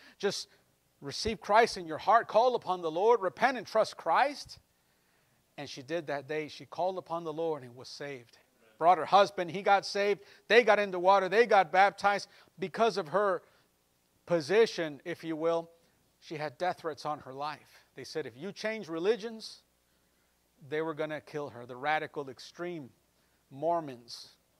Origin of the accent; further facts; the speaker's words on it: Chicago, Illinois, United States; I'm American, born and raised in the United States, in Illinois. Completely American, 100% American. And I'm Mexican too. And especially I'm Mexican because of my parents through being a Mexican descendant.